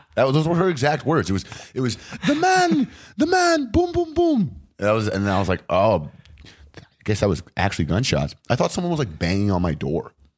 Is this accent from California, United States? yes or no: yes; Los Angeles, California, United States; also born or lived in Westchester, Los Angeles; I grew up in Venice.